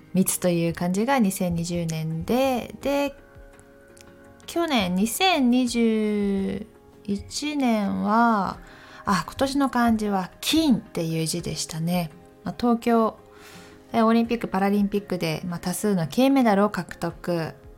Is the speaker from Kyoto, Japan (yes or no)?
no; Takayama, Gifu, Japan; moved away as an adult; also born or lived in Tokyo; 私も岐阜県の高山市出身で雪が割と降る地域だったので